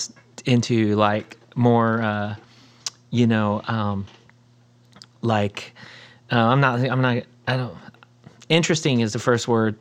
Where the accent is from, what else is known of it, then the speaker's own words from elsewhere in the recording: Port Charlotte, Florida, United States; I grew up in Port Charlotte, Florida